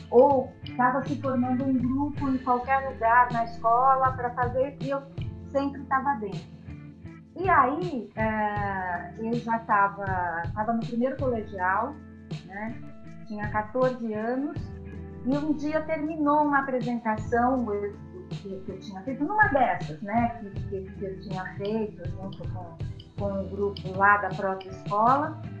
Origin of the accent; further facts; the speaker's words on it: São Bernardo do Campo, São Paulo, Brazil; also born or lived in Santo André; nasci em Santo André e eu morava em São Bernardo.